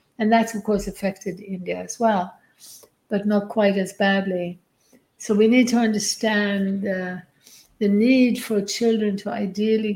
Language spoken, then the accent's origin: English; Sweden; now in Byron Bay, Australia; I grew up in Sweden in a nuclear family